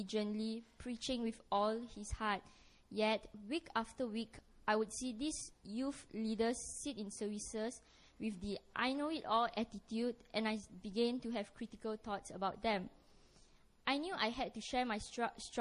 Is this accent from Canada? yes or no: no; Malaysia; moved away as an adult; now in Korea; I'm a Malaysian student from SNU Emmaus. I came to Korea in March